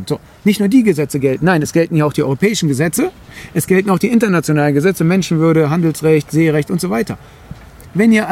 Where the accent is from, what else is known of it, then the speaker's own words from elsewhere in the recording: Greece; So, und ich bin Grieche. Wir haben die Demokratie in Anführungszeichen erfunden.